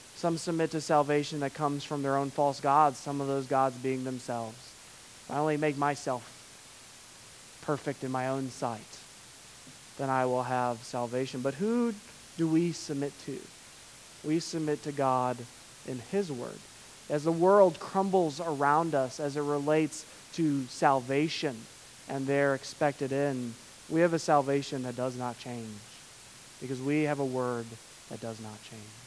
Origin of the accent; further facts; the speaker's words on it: United States; As an American